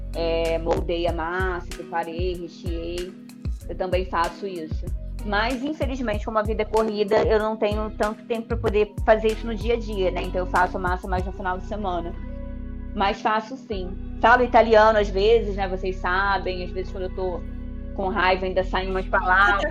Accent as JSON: {"language": "Portuguese", "country": "Brazil", "said": "eu que sou brasileira"}